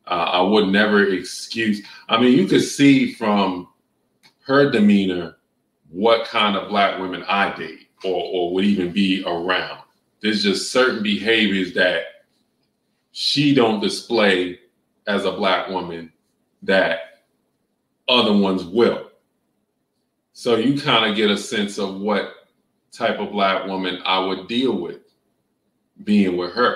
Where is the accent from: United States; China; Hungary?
United States; New York; moved away; And I'm coming straight from New York, where you got skyscrapers and concrete.